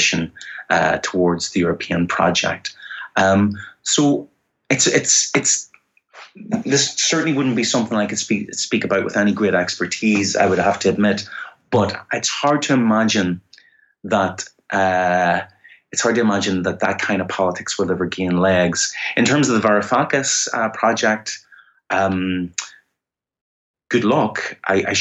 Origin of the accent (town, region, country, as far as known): Ireland